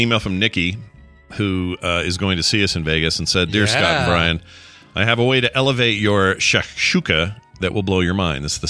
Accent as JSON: {"language": "English", "country": "Canada", "said": "all a boot since I'm Canadian."}